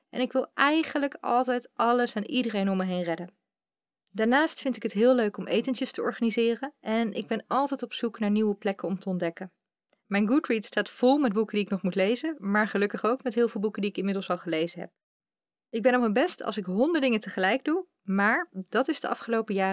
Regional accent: Utrecht, Netherlands; ik kom uit Utrecht. En daar woon ik nu na heel wat omzwervingen door Nederland samen met mijn vriend.

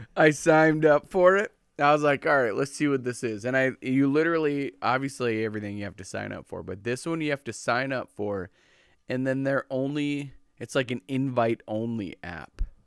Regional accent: Minnesota, United States

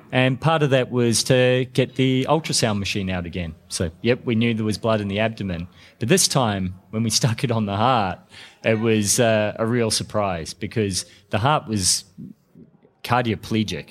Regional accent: New Zealand; now in Melbourne, Australia; I'm a New Zealander, but I live in Australia and I'm in Melbourne

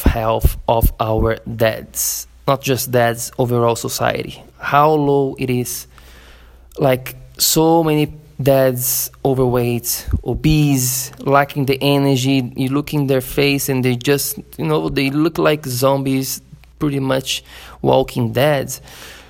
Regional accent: Florianópolis, Santa Catarina, Brazil; my hometown, Florianópolis, in Brazil

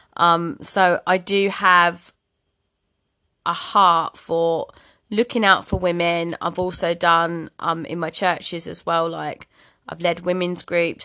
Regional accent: Bromley, London, United Kingdom; moved away as an adult; also born or lived in Midlands; now in Cumbria, United Kingdom; I'm from London originally. Borderlines Kent, actually, Bromley Kent.

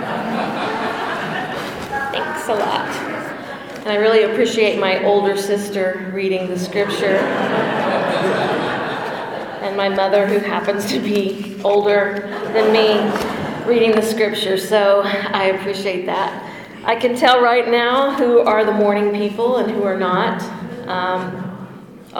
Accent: El Dorado, United States; Growing up in El Dorado

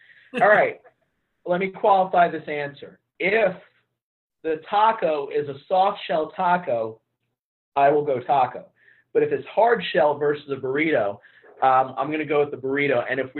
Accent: Long Island, New York, United States; moved away as an adult; growing up in New York around the delis and everything like

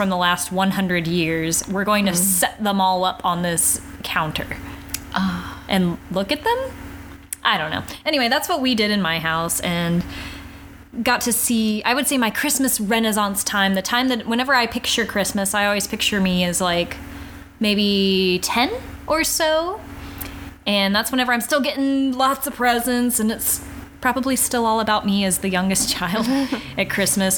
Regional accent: Texas, United States; We grew up here in the South in Texas

